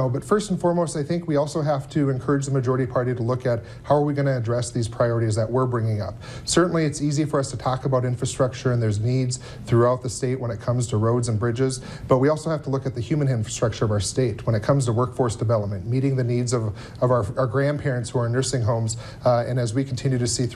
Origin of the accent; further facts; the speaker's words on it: Minot, North Dakota, United States; I grew up in Minot